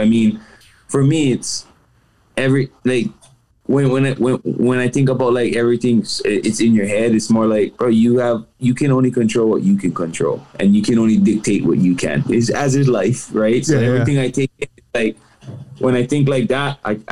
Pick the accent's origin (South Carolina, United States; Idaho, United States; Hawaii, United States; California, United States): Hawaii, United States; Being Hawaiian